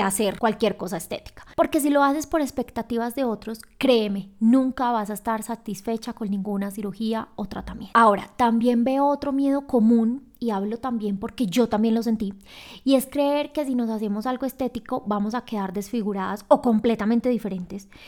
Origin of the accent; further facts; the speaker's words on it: Medellín, Antioquia, Colombia; moved away as an adult; now in Quito, Ecuador; yo soy de Medellín y vivo en Quito, Ecuador.